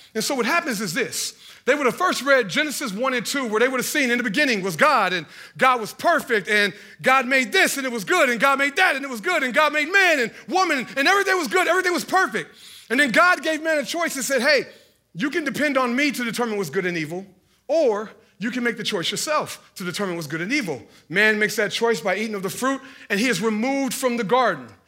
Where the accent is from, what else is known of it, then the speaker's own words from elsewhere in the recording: Hallville, Indiana, United States; we were from Hendricks County, and I was from Hallville